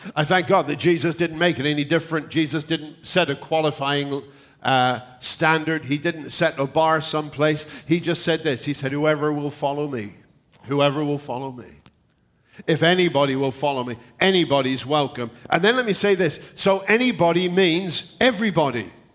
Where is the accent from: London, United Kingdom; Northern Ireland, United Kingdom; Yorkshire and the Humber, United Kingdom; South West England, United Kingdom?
South West England, United Kingdom; moved away; the area in England where I come from in the southwest, it is kind of farming country.